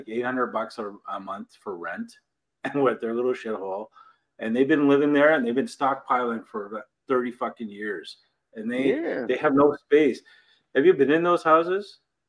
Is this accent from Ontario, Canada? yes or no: yes; Toronto, Ontario, Canada; When I grew up in Malvern, which is the east end of Toronto, it's kind of like a ghetto shit in Toronto.